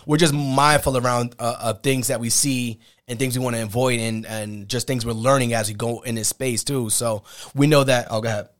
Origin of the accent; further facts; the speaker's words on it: New York, United States; growing up in New York